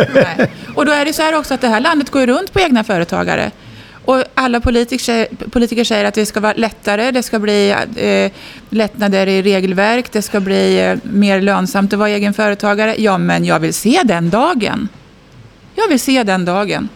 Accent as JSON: {"language": "Swedish", "town": "Askersund", "region": "Örebro County", "country": "Sweden", "tie": "born or raised there", "said": "jag är född och uppvuxen i Askersund, Södernärke, vid Vättern"}